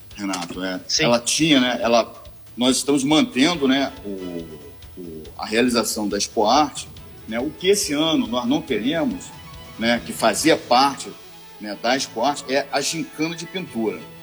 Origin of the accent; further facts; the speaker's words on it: Niterói, Rio de Janeiro, Brazil; eu sou de Niterói, sou oriundo de Niterói.